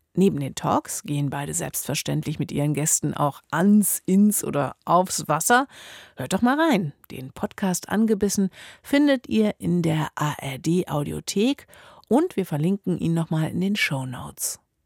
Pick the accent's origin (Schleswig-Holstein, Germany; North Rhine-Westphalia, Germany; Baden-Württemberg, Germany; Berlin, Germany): Berlin, Germany; ich als waschechte Bulette